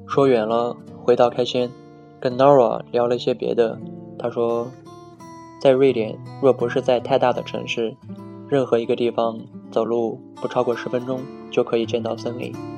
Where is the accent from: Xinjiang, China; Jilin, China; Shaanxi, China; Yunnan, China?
Xinjiang, China; 对于自己是一个新疆人，觉得再正常不过，甚至还有点小骄傲